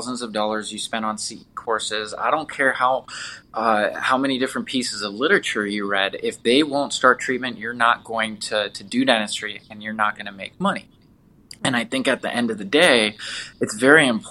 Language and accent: English; Southern California, United States; moved away as an adult; also born or lived in Detroit, Michigan; now in Las Vegas, United States; I'm originally from Southern California